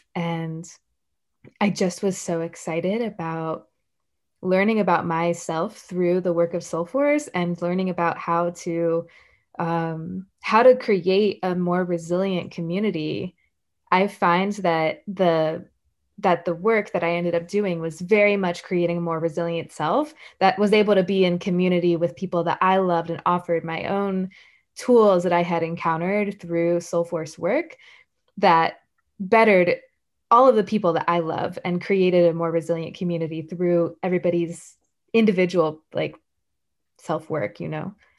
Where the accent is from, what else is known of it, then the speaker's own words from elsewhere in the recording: the American South, United States; I am a Southerner